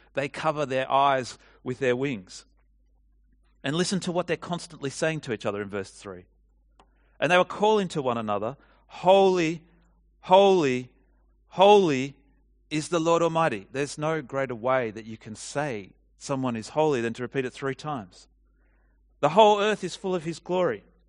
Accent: Australia; what comes naturally to us from being Australian

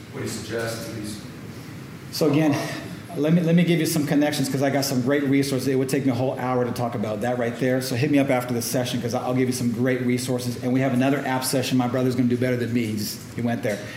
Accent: Oakland, California, United States; I'm from Oakland, so uh, Bay Area yeah

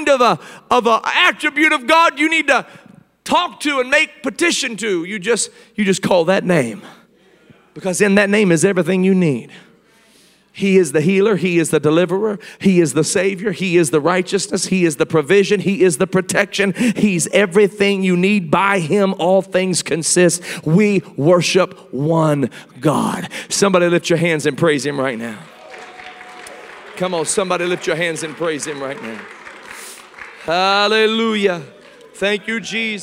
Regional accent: Indiana, United States; I was a long time Pacer fan growing up in Indiana

